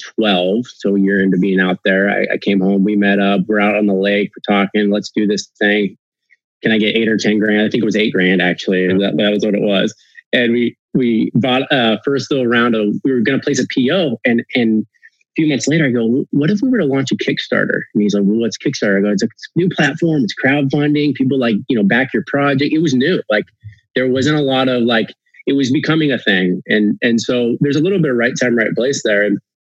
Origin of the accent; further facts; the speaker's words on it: the Northwest, Pacific Northwest, United States; moved away as an adult; also born or lived in China; growing up in the Northwest